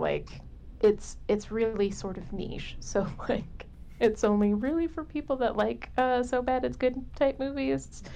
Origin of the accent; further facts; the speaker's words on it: Southern California, United States; I grew up in Southern California